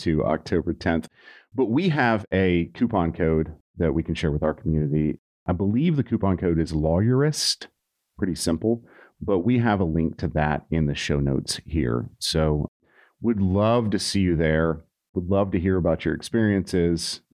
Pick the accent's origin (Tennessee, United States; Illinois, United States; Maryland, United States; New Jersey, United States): Tennessee, United States; Nashville; moved away; I'm from Nashville